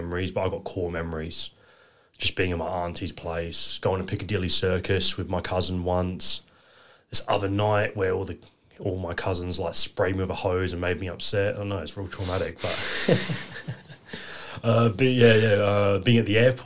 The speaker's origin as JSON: {"language": "English", "town": "Elizabeth", "region": "South Australia", "country": "Australia", "tie": "born or raised there", "also_born_or_lived": "Milton Keynes, England", "said": "We moved out to Australia in 1998, October, we arrived and grew up in northern suburbs in Elizabeth, Davern Park region."}